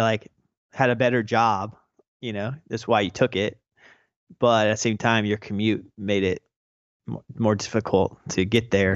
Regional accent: North Carolina, United States; now in Brooklyn, United States; I live in Brooklyn, New York, but I am originally from North Carolina.

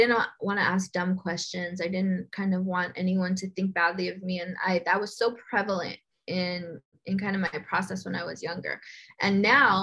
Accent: Los Angeles, California, United States; I was born and raised in Boyle Heights

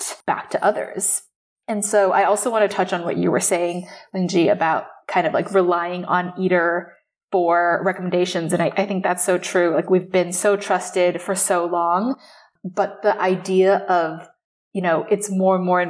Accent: Taipei, Taiwan; moved away as an adult; now in New York, United States; I grew up in Taipei

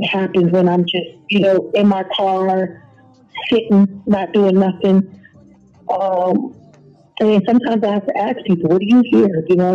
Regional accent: West Coast, United States; we're from the West Coast

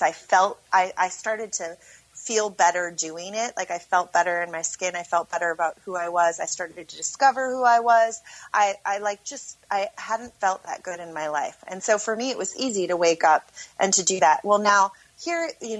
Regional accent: Minneapolis, Minnesota, United States; also born or lived in Las Vegas; I'm from Minneapolis

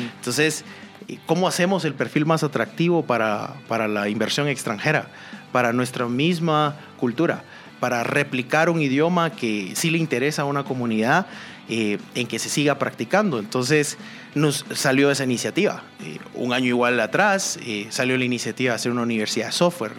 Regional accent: Guatemala; como guatemaltecos

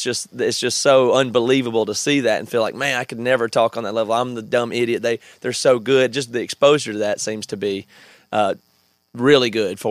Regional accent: the South, United States; I grew up in the South

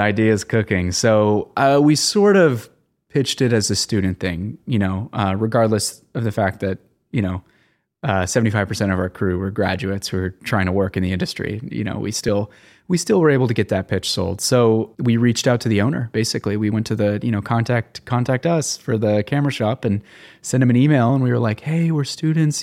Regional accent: Los Angeles, California, United States; I'm from the San Fernando Valley

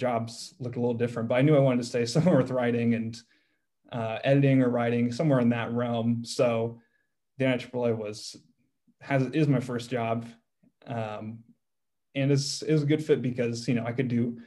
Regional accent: Carmel, Indiana, United States; I grew up in Carmel, Indiana

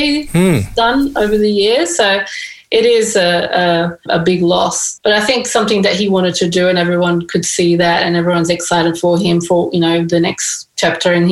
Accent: Brazil; now in Sydney, Australia; my background, I'm from Brazil

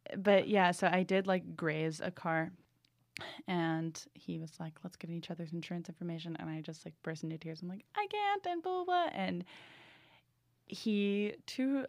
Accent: New England, United States; moved away as an adult; now in Los Angeles, United States; I'm from New England

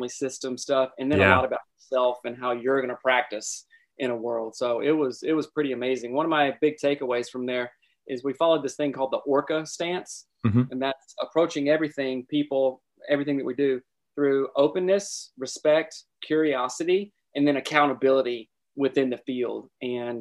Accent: South Carolina, United States; moved away as an adult; also born or lived in Seattle, Washington; I'm originally from South Carolina and, moved out to Seattle, with my friends.

